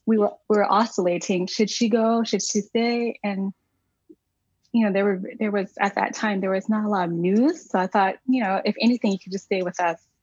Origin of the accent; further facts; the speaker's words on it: Arkansas, United States; now in Watertown, United States; I was born and raised in Arkansas